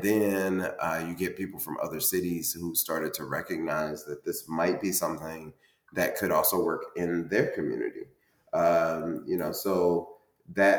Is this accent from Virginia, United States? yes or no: no; Indianapolis, Indiana, United States; now in Cincinnati, United States; Indianapolis, Indiana, which is my hometown